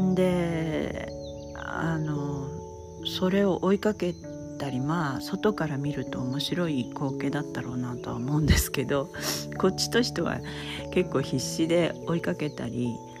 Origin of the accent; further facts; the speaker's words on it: Hokkaido, Japan; also born or lived in California / Oregon; now in Hilo, United States; 私は北海道で生まれ育ってまして